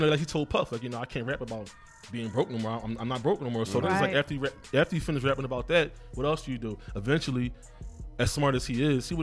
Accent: Philadelphia, Pennsylvania, United States; Being from North Philly, I'm from Erie Avenue.

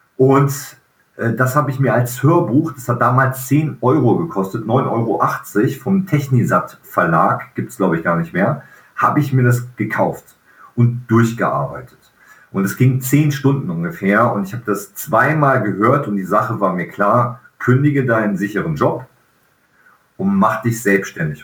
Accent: Velbert, North Rhine-Westphalia, Germany; moved away; in Felbert sein kann, wo meine Eltern damals gelebt, gelebt haben, wo ich groß geworden bin in meiner Kindheit

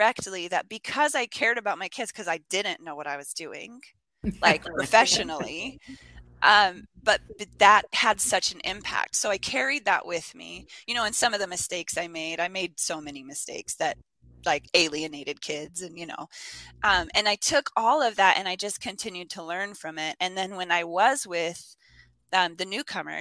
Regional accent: Spokane, Washington, United States; moved away as an adult; also born or lived in Armenia / Texas / Japan / New York; my hometown of Spokane

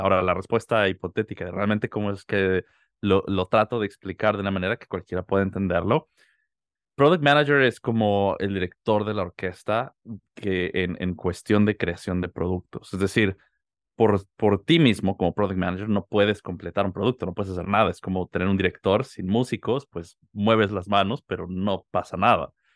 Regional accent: Mexico City, Mexico; moved away; Yo soy de la Ciudad de México. Nací y crecí allá, viví casi toda mi vida

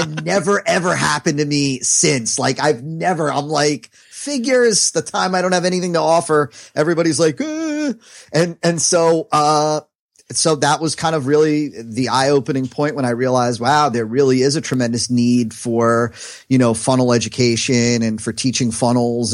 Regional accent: New Jersey, United States; now in South Florida, United States; I'm from New Jersey

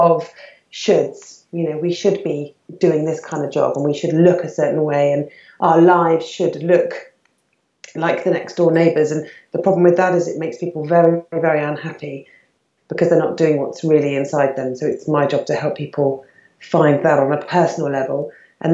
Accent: United Kingdom; I was born and bred in the UK.

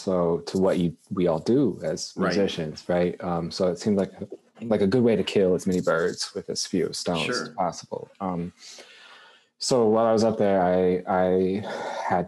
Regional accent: Lexington, Kentucky, United States; also born or lived in Boston, Massachusetts; now in Louisville, United States; I grew up in Lexington, which is down the road a bit, right in the middle.

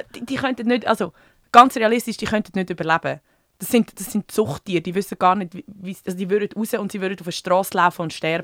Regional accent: Switzerland; bei uns in der Schweiz

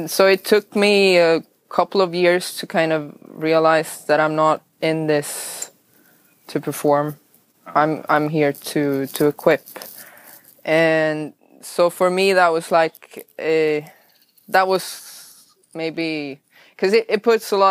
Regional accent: northern Sweden, Sweden; first language Swedish; English is a second language; moved away as an adult; now in Playa Gigante, Nicaragua; I'm born in Sweden, okay. and north of Sweden, but I've been here for five years.

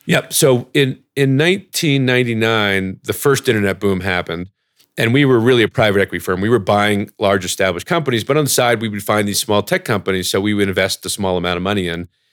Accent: New Jersey, United States; also born or lived in Ithaca, New York / Oxford, United Kingdom; I grew up in New Jersey

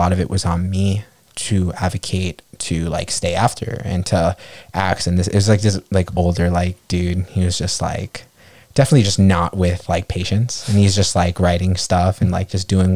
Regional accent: New York, United States; I grew up in New York

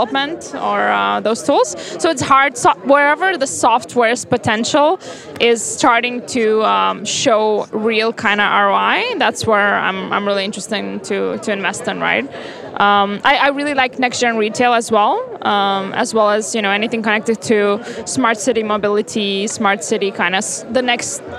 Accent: Vilnius, Vilnius County, Lithuania; moved away; I'm from Vilnius

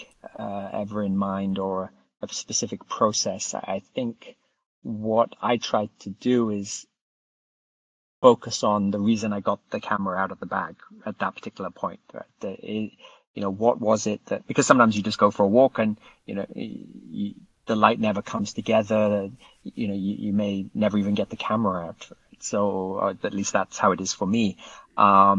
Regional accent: South Wales, United Kingdom; moved away as an adult; also born or lived in Ethiopia; now in United States; I grew up in South Wales

